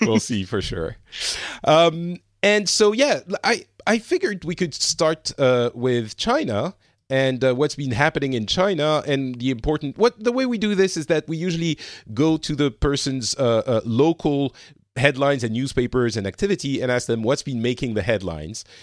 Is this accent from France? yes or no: yes; France; now in Finland; I'm currently in Finland, but I'm originally from France